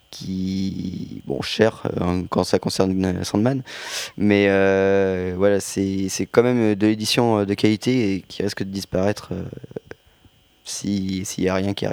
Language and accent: French; France; accent: French; ouais, ouais, j'ai un accent français, ouais.